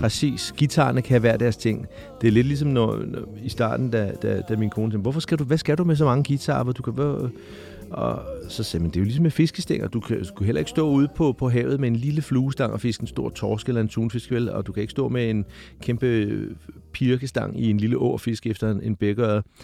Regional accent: Hvidovre, Capital Region of Denmark, Denmark; de der drenge ud fra Hvidovre, hvor jeg voksede op

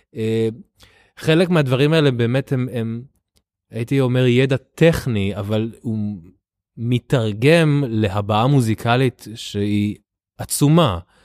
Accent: Israel; born or raised there; also born or lived in Tel Aviv

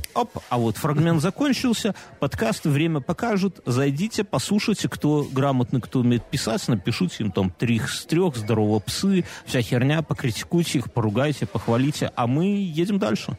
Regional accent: Belarus; у нас у Беларуси

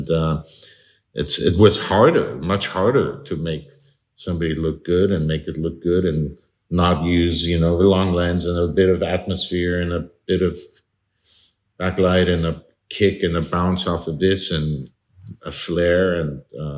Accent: Midwest, United States; and I grew up in the Midwest

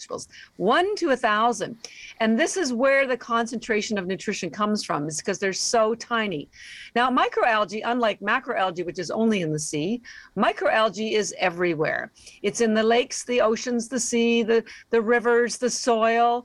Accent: Canada; now in Boston, United States; We're actually based in Boston, although I am Canadian

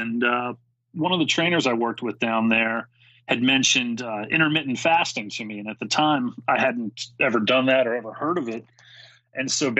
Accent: Maryland, United States; I'm from the Maryland area

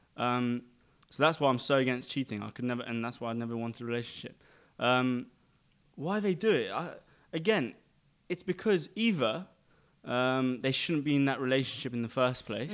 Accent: London, United Kingdom; now in Dubai, United Arab Emirates; I was born in London, um, to Armenian pra, Armenian parents

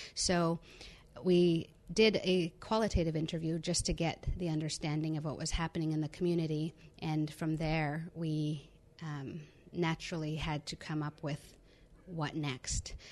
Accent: Cowichan Tribes, Vancouver Island, British Columbia, Canada; I'm from the Cowichan tribes on Vancouver Island, British Columbia

